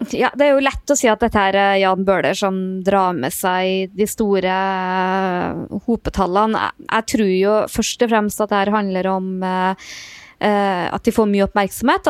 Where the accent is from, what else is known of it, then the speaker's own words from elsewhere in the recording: Trøndelag, Norway; moved away; also born or lived in Oslo; jeg er nå fra Nord-Trøndelag